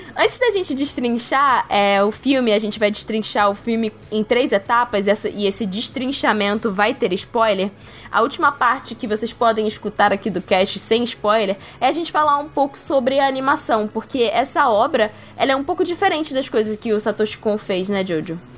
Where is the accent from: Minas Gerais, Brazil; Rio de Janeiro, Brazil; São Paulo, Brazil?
Rio de Janeiro, Brazil; principalmente na minha terrinha, Rio de Janeiro